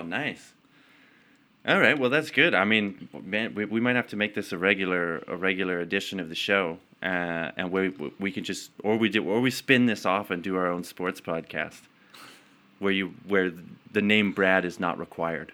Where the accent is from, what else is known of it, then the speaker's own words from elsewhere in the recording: Calgary, Alberta, Canada; also born or lived in Edmonton; I was born in Edmonton, didn't live there very long, and then moved to Calgary.